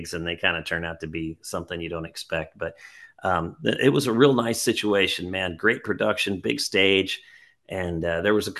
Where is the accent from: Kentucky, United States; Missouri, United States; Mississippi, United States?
Missouri, United States; Springfield; I'm from Springfield, Missouri